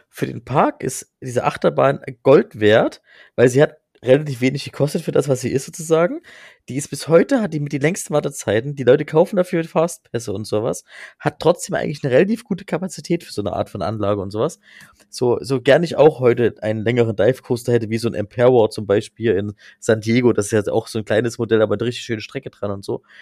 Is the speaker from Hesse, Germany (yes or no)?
no; Plauen, Saxony, Germany; Äh, ich komme ja aus Sachsen, wie man hört, und das ist ja mein Heimatpart immer noch, Plon. Äh, liebe Grüße ins Vogtland.